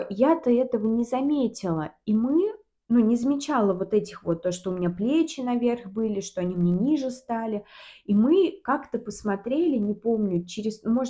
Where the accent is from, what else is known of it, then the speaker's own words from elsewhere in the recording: Volga region, Russia; но я волжанка еще. Я волжанка. Мы, ну я... да